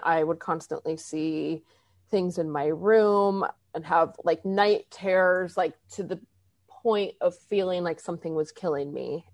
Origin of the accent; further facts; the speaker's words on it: Arizona, United States; I grew up in Arizona